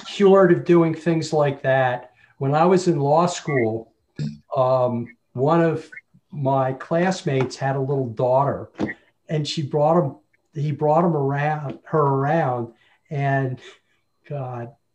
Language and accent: English; New Jersey, United States; moved away; I grew up in New Jersey